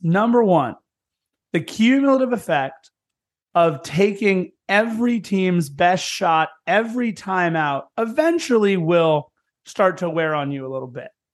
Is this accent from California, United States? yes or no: yes; Lawndale, California, United States; I'm from Lawndale, right next door.